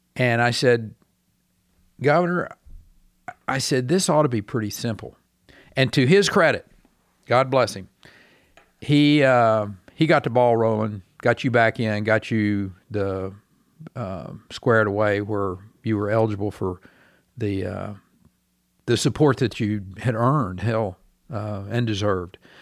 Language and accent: English; Texas, United States; as a Texan